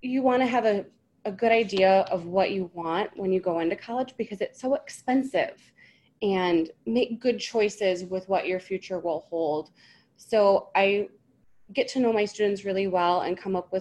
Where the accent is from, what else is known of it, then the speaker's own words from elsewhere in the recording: Michigan, United States; I'm a Michigan native, Mitten State.